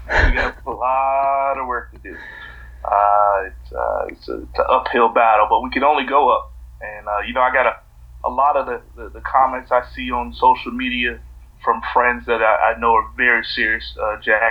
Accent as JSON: {"language": "English", "town": "Jacksonville", "region": "Florida", "country": "United States", "tie": "born or raised there", "said": "I am from Jacksonville, so you got to go with the hometown"}